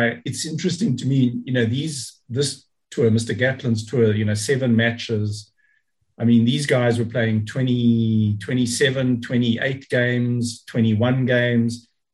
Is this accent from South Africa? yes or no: yes; South Africa; a South African